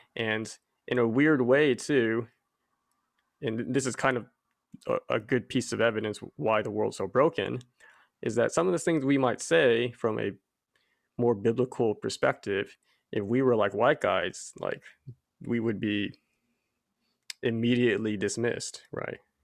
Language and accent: English; Abilene, Texas, United States; I was actually born and raised in Abilene, Texas, of all places